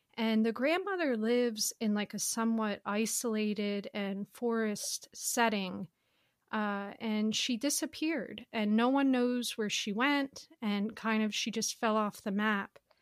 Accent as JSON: {"language": "English", "country": "United States", "said": "I'm an American"}